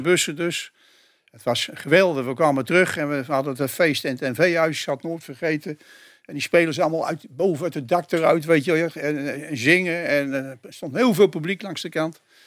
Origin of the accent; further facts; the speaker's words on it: Utrecht, Netherlands; wij komen uit Hoograven